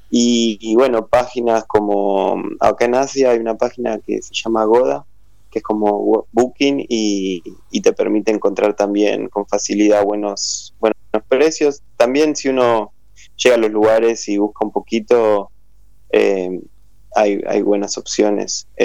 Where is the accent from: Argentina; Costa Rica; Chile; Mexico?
Argentina; hablo en inglés, bueno, diciéndoles que soy argentina, que, es mi arte con el que trabajo